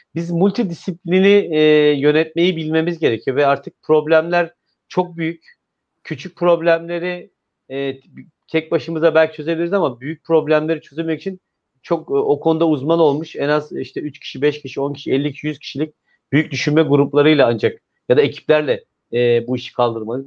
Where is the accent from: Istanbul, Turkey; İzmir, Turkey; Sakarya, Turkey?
İzmir, Turkey; ben bir İzmirli olarak, bir veli olarak